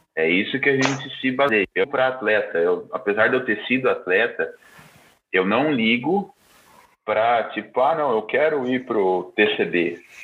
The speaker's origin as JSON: {"language": "Portuguese", "town": "Bauru", "region": "São Paulo", "country": "Brazil", "tie": "born or raised there", "said": "minha cidade natal, é, Bauru, interior de São uhum. Paulo"}